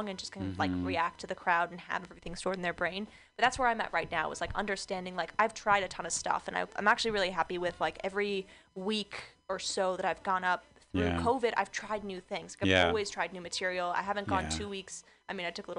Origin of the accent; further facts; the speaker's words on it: Orange County, California, United States; I'm a white girl, a blonde girl, I'm from Orange County